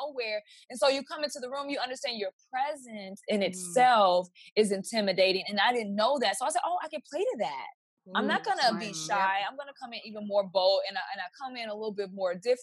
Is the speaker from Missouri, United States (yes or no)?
yes; Kansas City, Missouri, United States; now in Atlanta, United States; I'm from Kansas City, Missouri originally